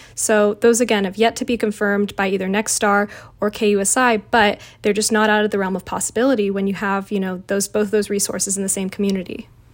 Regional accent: San Diego, California, United States; I actually was born and raised in San Diego, so I grew up and knew what K U S I was as a kid

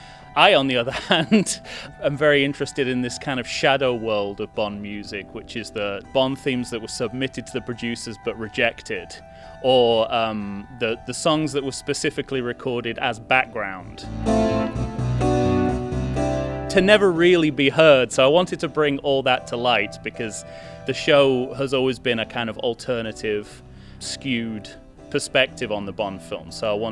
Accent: United Kingdom; moved away; because I am a British person living in a foreign country

